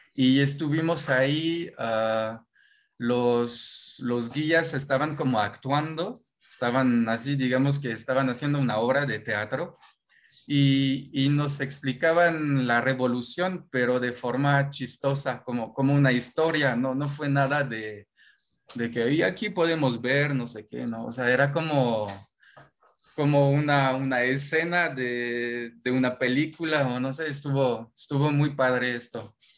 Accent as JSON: {"language": "Spanish", "region": "Normandy", "country": "France", "second_language": "Spanish", "moved": "as an adult", "lives_now": "Mexico", "said": "yo soy de Normandía, Normandía, Francia"}